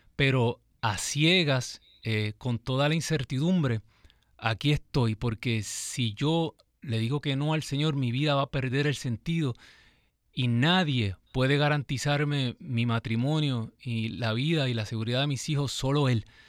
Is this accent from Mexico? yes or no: no; Ciales, Puerto Rico; yo soy de Ciales, andábamos por todo Puerto Rico